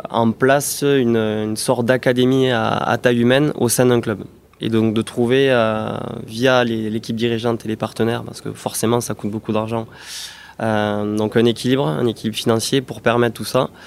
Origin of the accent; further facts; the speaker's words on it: Toulouse, Occitania, France; Je suis toulousain, ah bah né à Toulouse.